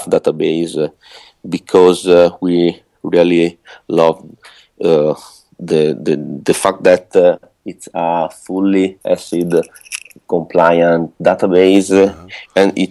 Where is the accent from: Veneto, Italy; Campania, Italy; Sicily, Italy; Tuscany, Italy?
Veneto, Italy; Venice; I come from Venice